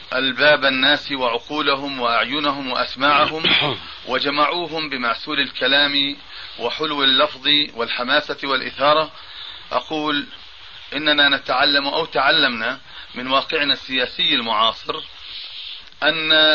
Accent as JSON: {"language": "Arabic", "town": "Amman", "region": "Amman Governorate", "country": "Jordan", "said": "بلدنا عمان"}